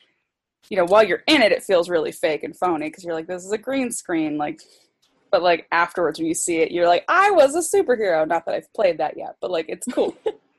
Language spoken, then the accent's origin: English; Germany; born there; so I was born in Germany, so I can, like, speak conversational German.